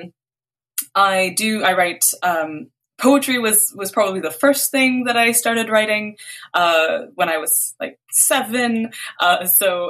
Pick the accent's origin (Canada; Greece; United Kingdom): Canada; also born or lived in Beirut, Lebanon; I was born in Canada, and like we moved to Lebanon for 2 years when I was little.